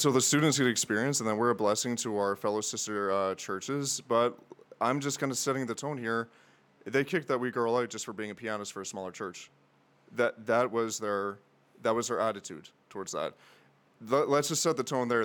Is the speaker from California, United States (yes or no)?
no; Tennessee, United States; in Tennessee, where I lived, and that's actually how I ended up in Crown, not too far away from where uh, my cabin was in the woods, which I did grow up in cabin. So, yeah, so I am a proud Appalachian American